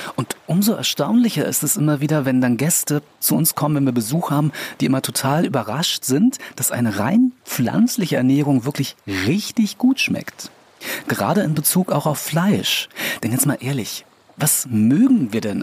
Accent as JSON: {"language": "German", "region": "Berlin", "country": "Germany", "said": "als Berliner"}